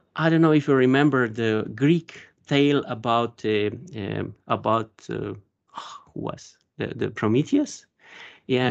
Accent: Slovenia; I'm from Slovenia

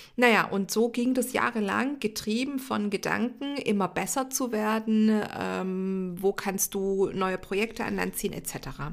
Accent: Stuttgart area, Baden-Württemberg, Germany; wer im Stuttgarter Raum aufgewachsen ist, kennt die Geschichte vielleicht oder zumindest mal den Arbeitgeber. Ich sage immer, ich bin mit dem Stern auf der Stirn aufgewachsen

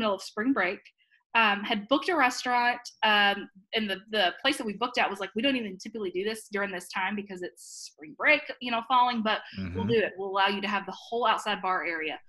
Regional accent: Tennessee, United States; now in Virginia, United States; I'm from Tennessee originally

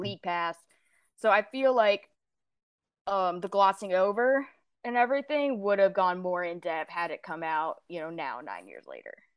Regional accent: Houston, Texas, United States; it's also my hometown. It's where I was born, where I was raised, uh, where I lived until I went off to college, where I live now

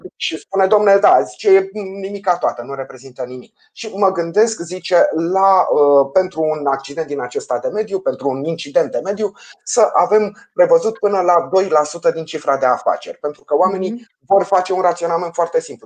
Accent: Ploiești, Prahova, Romania; ca ploieștean să plătesc impozite la primărie

